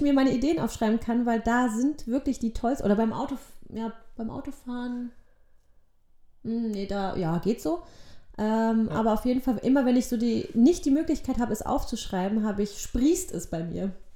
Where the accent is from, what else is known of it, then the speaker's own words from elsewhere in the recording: Germany; also born or lived in Poland; ich war ein Jahr alt, als wir dann nach Deutschland gekommen sind